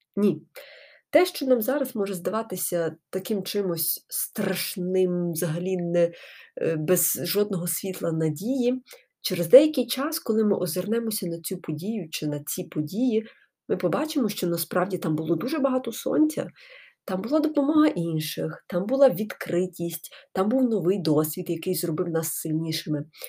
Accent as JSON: {"language": "Ukrainian", "country": "Ukraine", "also_born_or_lived": "Genappe, Belgium", "moved": "as an adult", "said": "я тут з України, волонтерю"}